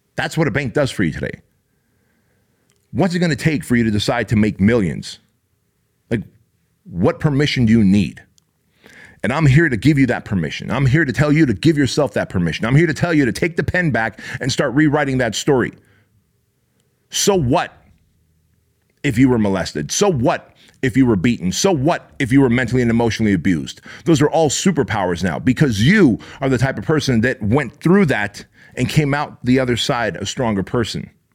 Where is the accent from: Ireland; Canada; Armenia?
Armenia; now in United States; I was born in Armenia, therefore I wasn't born in the U S